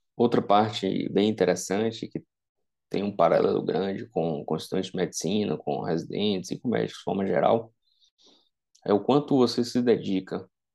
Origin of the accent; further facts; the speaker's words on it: Vitória da Conquista, Bahia, Brazil; moved away; ir para a minha cidade natal, para Vitória da Conquista